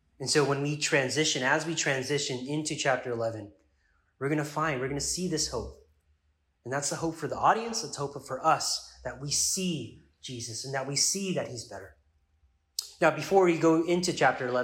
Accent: United States; as an American

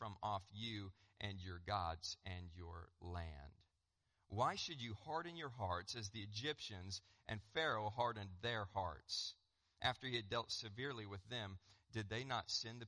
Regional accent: Colorado, United States; I'm from Colorado

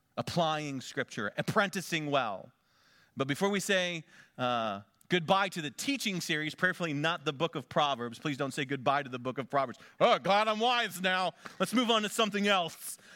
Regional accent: Conneautville, Pennsylvania, United States; moved away as an adult; also born or lived in Big Sandy, Texas; my hometown of Conneauttville, Pennsylvania

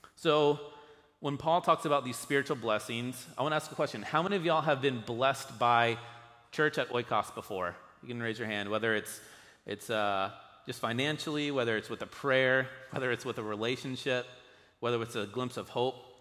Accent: United States

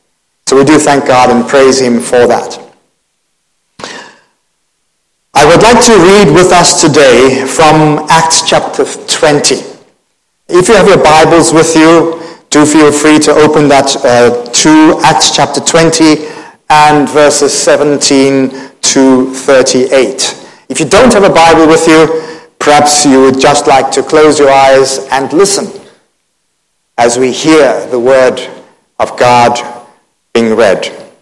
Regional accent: Cape Town, Western Cape, South Africa; born there; moved away; also born or lived in Thailand; I was born in Cape Town. We came to Asia in 1984 and lived for about maybe 22 years in Thailand.

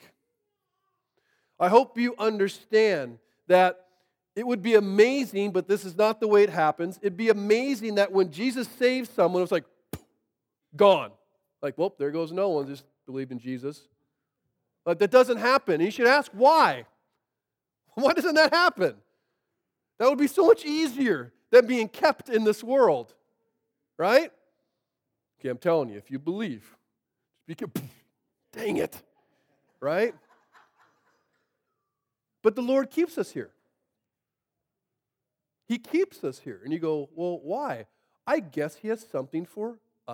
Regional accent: Monroe, Washington, United States; I grew up in Monroe

